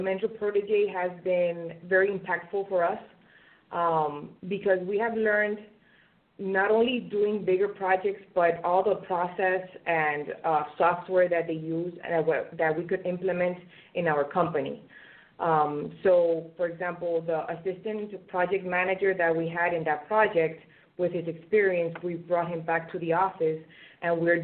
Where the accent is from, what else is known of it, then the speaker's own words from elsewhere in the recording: Venezuela; moved away as an adult; now in United States; I graduated in my home country, Venezuela, and I moved to the United States